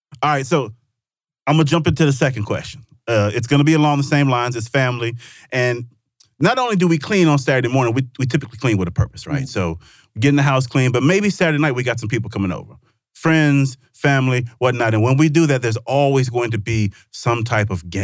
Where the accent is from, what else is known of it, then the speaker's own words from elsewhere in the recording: Mississippi, United States; I'm from Mississippi